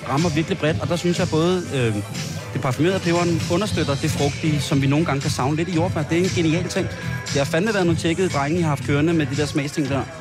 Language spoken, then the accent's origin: Danish; Roskilde, Zealand, Denmark; Er jo i min hjemby. Ja. 4.000 Roskilde